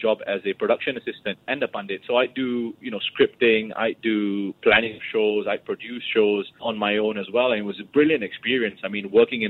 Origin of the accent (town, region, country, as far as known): Singapore